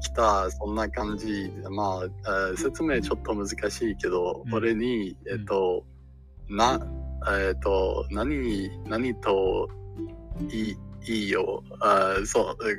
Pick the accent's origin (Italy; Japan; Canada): Canada; Japanese is a second language; カナダ、カナダの出身です。